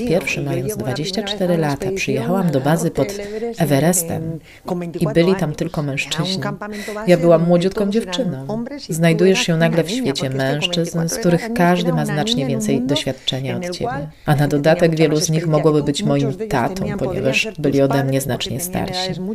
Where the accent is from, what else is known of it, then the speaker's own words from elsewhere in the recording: Tolosa, Basque Country, Spain; Pochodzę z tradycyjnej rodziny z kraju Basków